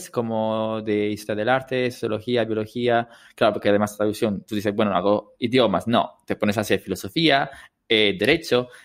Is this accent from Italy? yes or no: yes; Italy; first language Italian; Spanish is a second language; moved away; ahora que hablo italiano con mis amigas y son casi 10 años que no voy a Italia